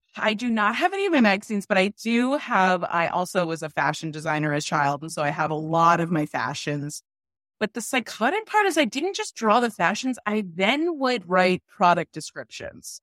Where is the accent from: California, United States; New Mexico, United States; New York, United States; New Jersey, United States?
New Jersey, United States; I'm from New Jersey